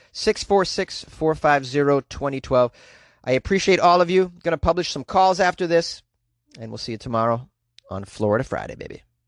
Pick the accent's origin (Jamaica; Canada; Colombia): Canada; I'm from Canada